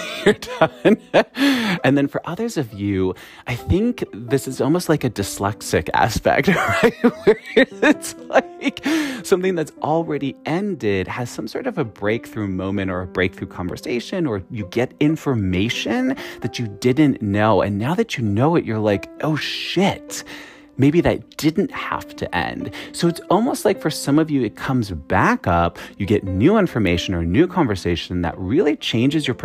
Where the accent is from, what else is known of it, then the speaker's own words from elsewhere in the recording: Wisconsin, United States; accent: Wisconsin; everyone was making fun of my Wisconsin accent